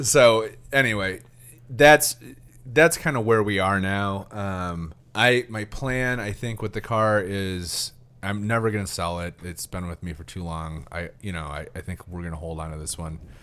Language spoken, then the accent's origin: English; Traverse City, Michigan, United States; also born or lived in Lansing; I'd moved back home to Traverse City, uh, my hometown from Lansing